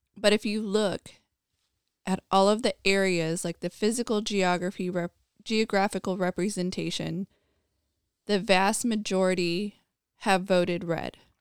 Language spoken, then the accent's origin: English; United States; I, as an American